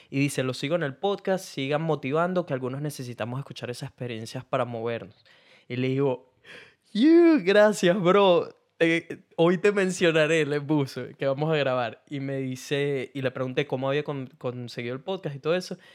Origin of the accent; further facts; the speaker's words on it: Argentina; porque soy argentina y no entiendo.